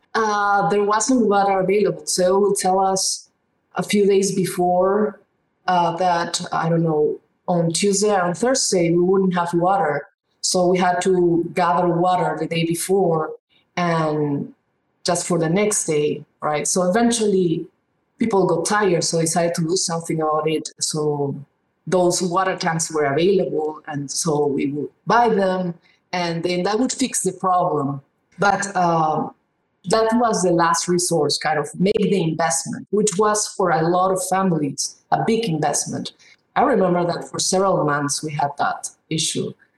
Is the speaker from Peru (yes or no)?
yes; Peru; moved away; I come originally from Peru, and uh, even though I was from a middle class family, we had water problems.